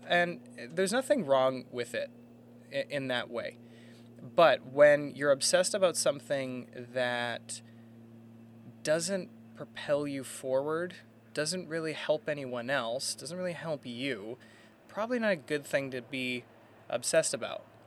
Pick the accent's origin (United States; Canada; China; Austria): Canada; Burnaby, British Columbia; Born and raised in Burnaby here, uh, Burnaby, British Columbia, Canada